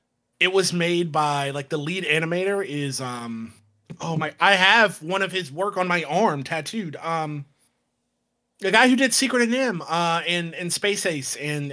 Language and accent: English; St. Petersburg, Florida, United States; moved away; Florida's my hometown, my home state. And I'm only 90, like where I grew up in St. Petersburg, Florida, is only 90 minutes away from Orlando.